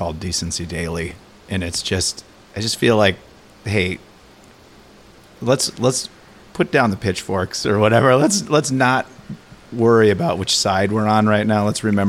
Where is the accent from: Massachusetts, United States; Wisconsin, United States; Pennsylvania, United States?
Wisconsin, United States; Madison; I grew up in Madison, too.